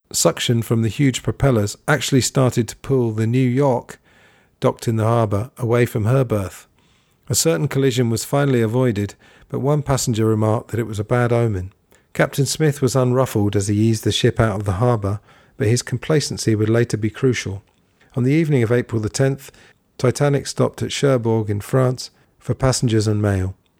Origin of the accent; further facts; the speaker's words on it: England, United Kingdom; when I was growing up in England